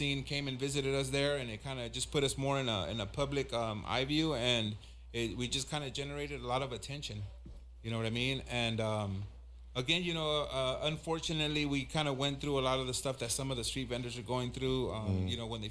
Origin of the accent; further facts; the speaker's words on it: Los Angeles, California, United States; also born or lived in Inglewood, California / Michoacán, Mexico (ancestry); My family's from Michoacan. I grew up in South Central / Inglewood